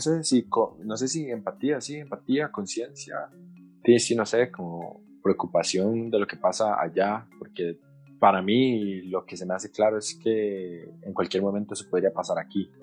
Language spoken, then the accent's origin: Spanish; Costa Rica; como costarricenses nosotros